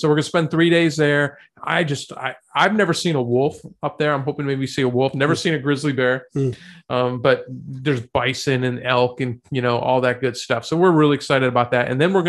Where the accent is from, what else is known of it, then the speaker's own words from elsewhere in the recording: South Florida, United States; I grew up in South Florida.